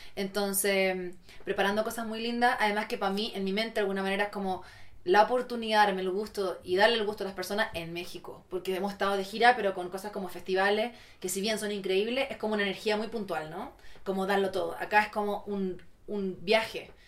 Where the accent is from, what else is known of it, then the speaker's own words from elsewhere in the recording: Chile; moved away as an adult; also born or lived in Santiago; Todavía soy muy chilena.